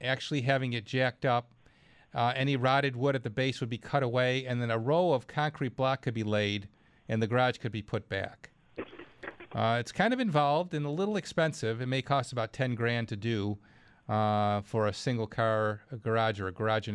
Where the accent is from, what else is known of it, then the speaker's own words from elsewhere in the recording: Clarence, New York, United States; it's my hometown, Clarence, New York